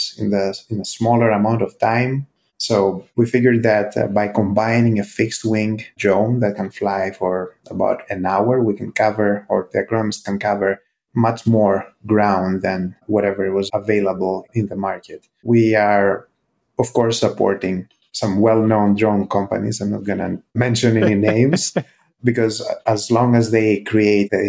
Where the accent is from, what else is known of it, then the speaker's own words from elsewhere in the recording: Greece; moved away as an adult; also born or lived in United States; I'm originally from Greece